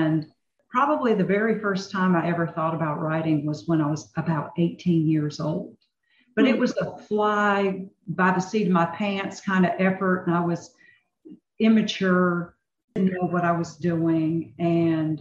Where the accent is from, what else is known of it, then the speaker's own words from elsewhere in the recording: North Carolina, United States; I'm born and raised in North Carolina